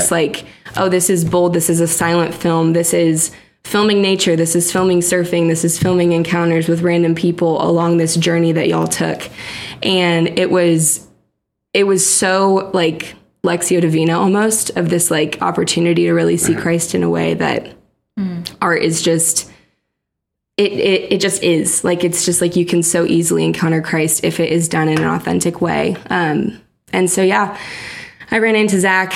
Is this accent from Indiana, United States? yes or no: yes; Indiana, United States